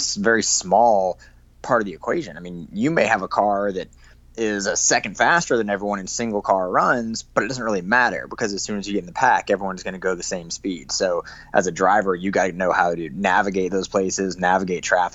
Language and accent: English; Park City, Utah, United States; also born or lived in Salt Lake City; technically I grew up in Park City